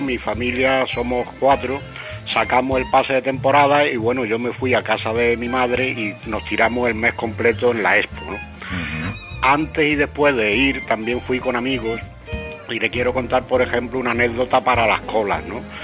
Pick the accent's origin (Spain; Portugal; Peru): Spain; Castilleja de la Cuesta, Andalusia; moved away; Vivo fuera de Sevilla desde hace muchos años, pero yo soy nacido en Castilleja de la Cuesta